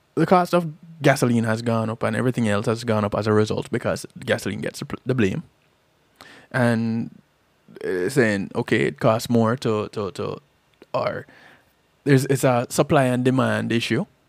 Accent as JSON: {"language": "English", "country": "Jamaica", "tie": "born or raised there", "said": "growing up in Jamaica"}